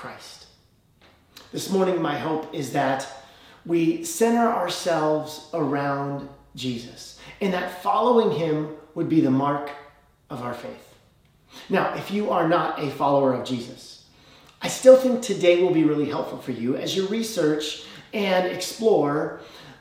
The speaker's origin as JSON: {"language": "English", "region": "Illinois", "country": "United States", "tie": "born or raised there", "moved": "yes", "lives_now": "Fresno, United States", "said": "I grew up in Illinois, where everyone around me was a Bears fan"}